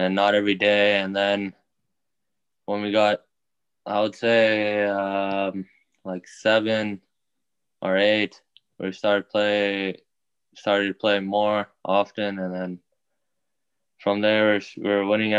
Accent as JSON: {"language": "English", "town": "Houston", "region": "Texas", "country": "United States", "said": "I'm from Houston, Texas."}